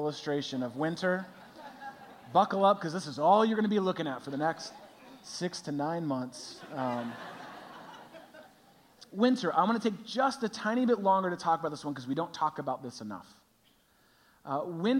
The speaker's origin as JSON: {"language": "English", "region": "California", "country": "United States", "tie": "born or raised there", "moved": "as an adult", "lives_now": "Chicago, United States", "said": "I grew up in California."}